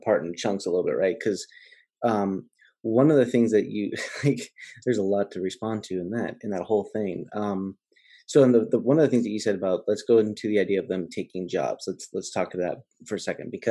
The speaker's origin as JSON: {"language": "English", "region": "California", "country": "United States", "said": "I'm from California"}